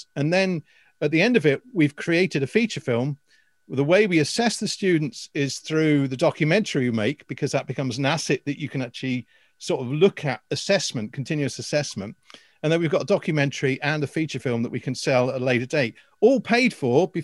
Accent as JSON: {"language": "English", "region": "England", "country": "United Kingdom", "moved": "yes", "lives_now": "Ireland", "said": "I'm an Englishman in Ireland"}